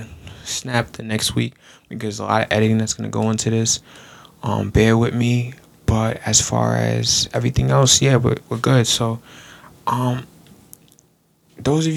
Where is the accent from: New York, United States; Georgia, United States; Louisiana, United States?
New York, United States; Long Island; I'm from Long Island, New York